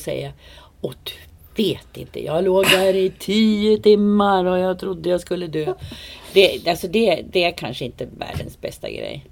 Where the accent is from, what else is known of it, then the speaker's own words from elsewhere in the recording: Uppsala, Uppsala County, Sweden; Jag är född på Uppsala BB 1954